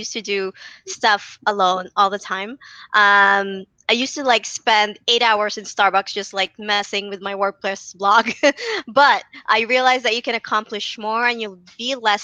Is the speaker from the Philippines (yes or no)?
yes; Philippines; I'm from the Philippines